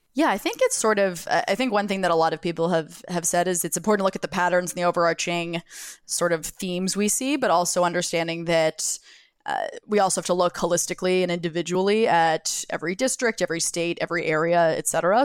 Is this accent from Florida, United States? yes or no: yes; Jacksonville, Florida, United States; now in New York City, United States; I grew up in Jacksonville, Florida, which is on, on or near the Florida Georgia border.